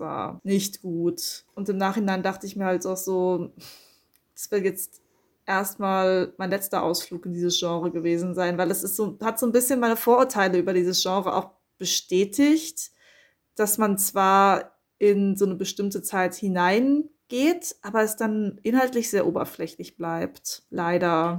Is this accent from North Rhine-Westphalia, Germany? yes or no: no; Frankfurt, Hesse, Germany; ich komme ja aus Frankfurt